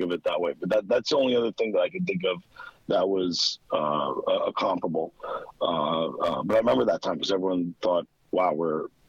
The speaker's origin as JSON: {"language": "English", "town": "New York City", "region": "New York", "country": "United States", "tie": "born or raised there", "said": "I grew up in Queens"}